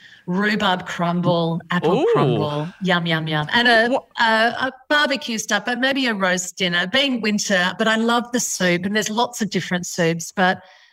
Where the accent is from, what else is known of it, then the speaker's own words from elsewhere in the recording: Sydney, New South Wales, Australia; I grew up in Sydney in a suburb called West Pymble, and we had our West Pymble shops and I was in the supermarket there.